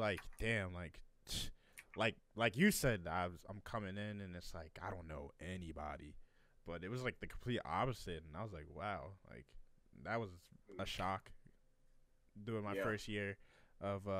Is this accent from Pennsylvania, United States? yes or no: yes; Bensalem, Pennsylvania, United States; moved away as an adult; also born or lived in Virginia; I'm from Bensalem. Like, we're right there near Philly